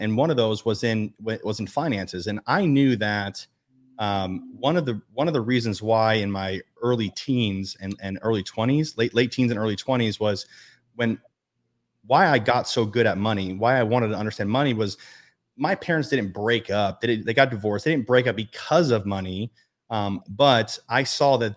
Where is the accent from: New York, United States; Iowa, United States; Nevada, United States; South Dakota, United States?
Nevada, United States; Las Vegas; I'm born and raised in Las Vegas